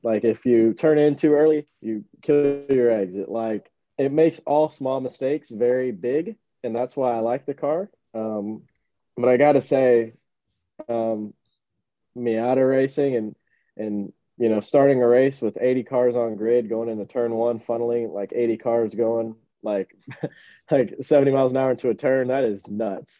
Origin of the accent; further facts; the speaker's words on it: Miami, Florida, United States; so I grew up in Miami, so uh, definitely mostly predominantly Hispanic